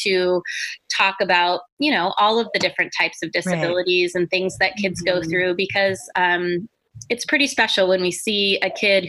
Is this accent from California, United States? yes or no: yes; Santa Rosa, California, United States; I am born and raised in Sonoma County